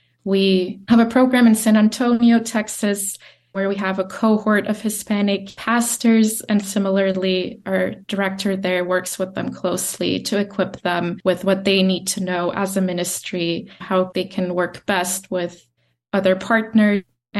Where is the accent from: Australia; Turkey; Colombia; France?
Turkey; moved away; Growing up in Turkey, I realized how Christians didn't really have a voice. We were just trying to protect ourselves and our rights. So when I went to the States